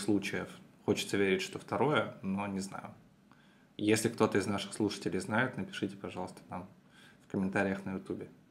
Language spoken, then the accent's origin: Russian; Petrozavodsk, Republic of Karelia, Russia; Петрозаводска, моего родного города, Карелия